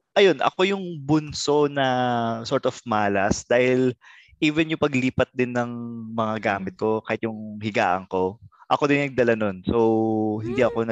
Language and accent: Tagalog; Central Luzon, Philippines; taga Bulacan kami